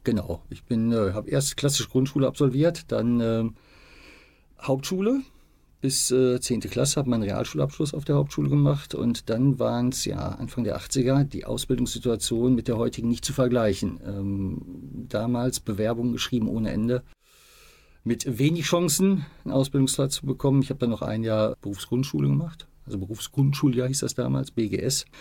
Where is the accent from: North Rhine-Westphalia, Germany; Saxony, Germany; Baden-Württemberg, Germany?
North Rhine-Westphalia, Germany; Bielefeld; moved away as an adult; also born or lived in Iserlohn; als ich da ähm, 1966 geboren wurde, also in der Siedlung, wo ich wohnte, bei einer Hebamme, war das noch ein eigenständiger Stadtteil. Ist erst äh, 73, 74 eingemeindet worden und gehört jetzt zu Bielefeld.